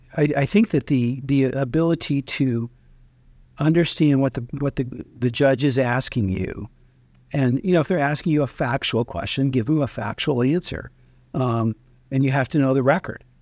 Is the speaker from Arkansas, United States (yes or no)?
yes; Timbo, Arkansas, United States; now in Washington, D.C., United States; I'm originally from Timbo, Arkansas